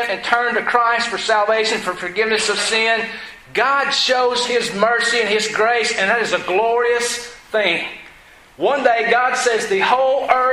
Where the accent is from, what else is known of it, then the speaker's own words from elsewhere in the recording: Georgia, United States; I was from Georgia. I had an accent.